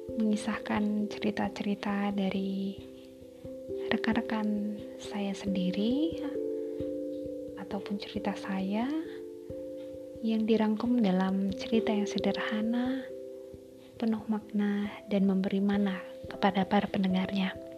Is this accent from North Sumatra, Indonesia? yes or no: yes; Medan, Karo Regency, North Sumatra, Indonesia; now in Surakarta, Indonesia; Saya berasal dari Medan, tepatnya Kabupaten Karu